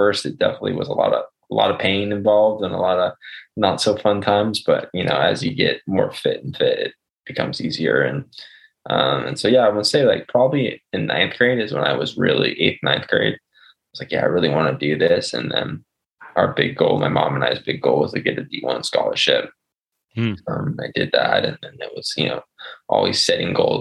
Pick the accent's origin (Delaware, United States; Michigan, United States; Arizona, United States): Arizona, United States; Chandler; I grew up in Chandler